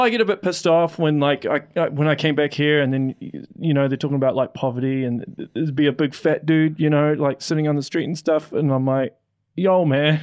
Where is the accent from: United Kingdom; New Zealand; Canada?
New Zealand; Auckland; moved away as an adult; I'm from West Auckland